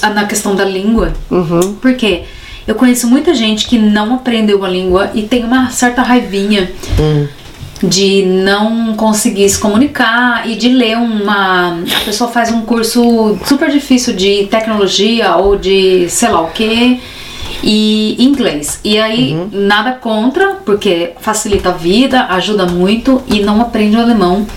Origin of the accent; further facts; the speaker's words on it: Brazil; now in Germany; nós, brasileiros da escola pública